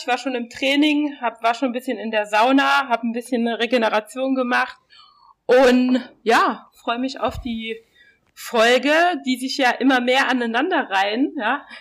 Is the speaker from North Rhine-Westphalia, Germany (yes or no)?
no; Saarland, Germany; now in Berlin, Germany; ich komme ja aus dem Saarland